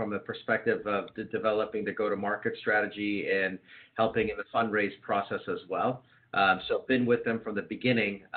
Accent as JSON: {"language": "English", "town": "San Diego", "region": "California", "country": "United States", "tie": "born or raised there", "lives_now": "Marin County, United States", "said": "I grew up in San Diego"}